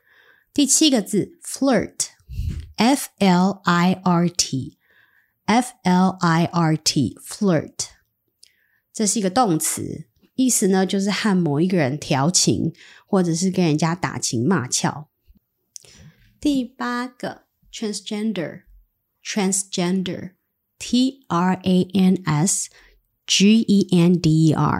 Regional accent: Taiwan; 最至少对我们台湾人而言，我可以学一下，遇到这个状况，我们应该要怎么反应，用什么字，用什么句型，这个还蛮实用。

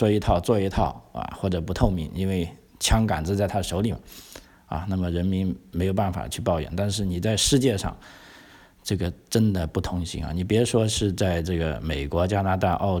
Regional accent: China; now in Australia; 就当然我是从中国来的，我我我我很清楚啊

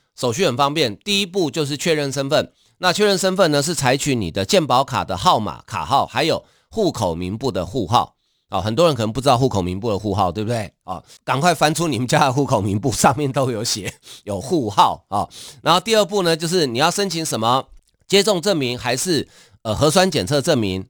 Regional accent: Taiwan; 我们台湾人

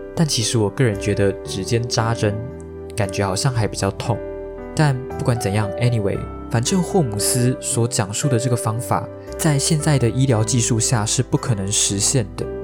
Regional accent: Taiwan; 像我们台湾人渐渐有办法去接受同性婚姻这件事情

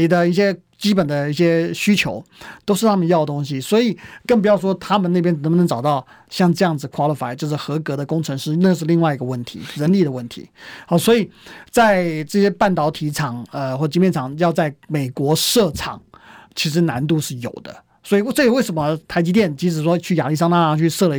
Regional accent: Taiwan; moved away; also born or lived in United States; 毕毕竟我们我们台湾在在台湾台湾人嘛，对不对？我们在那边长大

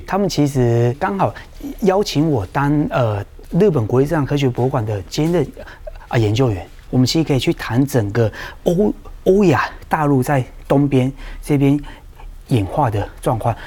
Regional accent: Qingshui, Taichung, Taiwan; 我出生在台中一个很乡下的地方，清水

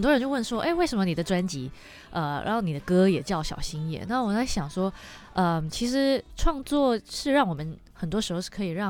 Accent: Peninsular Malaysia, Malaysia; moved away as an adult; also born or lived in Australia; now in Taiwan; 我是西马人。

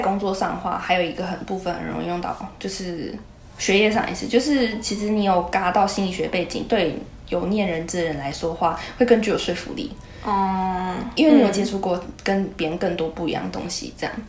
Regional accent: Taoyuan, Taiwan; 我也是桃园人呢

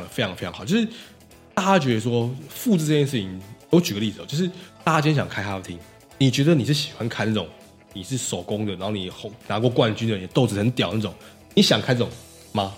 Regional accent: Taiwan; 我们台湾人一直以来人才输这块一直都很好

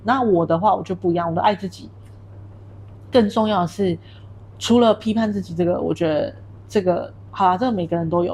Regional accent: Taiwan; moved away as an adult; now in Kuala Lumpur, Malaysia; 你在台湾的话，因为你是从小在那里土生土长的

